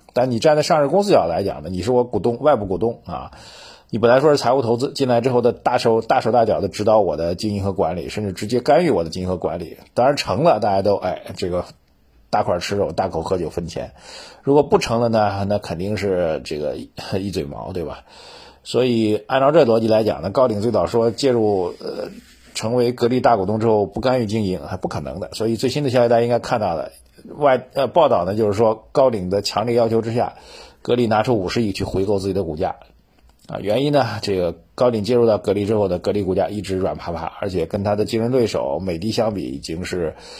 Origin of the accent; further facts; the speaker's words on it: China; 深圳的奇迹真的值得我们中国人呐，这个我们这一代人见证的改革，开放这一代的这个中国